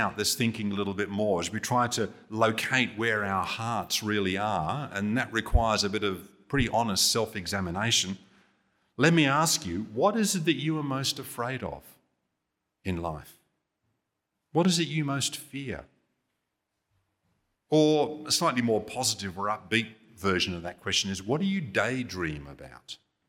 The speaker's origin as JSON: {"language": "English", "region": "England", "country": "United Kingdom", "tie": "born or raised there", "said": "You know, as a kid growing up in England, TV in those days was pretty limited."}